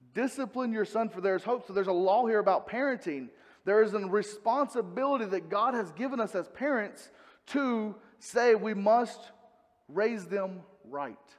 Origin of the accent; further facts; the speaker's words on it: North Carolina, United States; I'm from the South, I'm from North Carolina